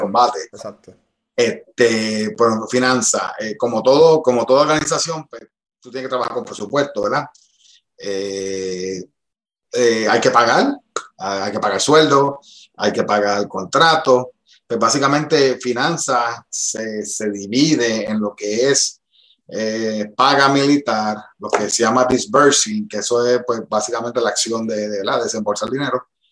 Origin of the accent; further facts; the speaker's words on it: Bayamón, Puerto Rico; moved away as an adult; also born or lived in North Carolina; un chamaquito de Bayamón, tú sabes, este, nada, me crié en una organización en Riverview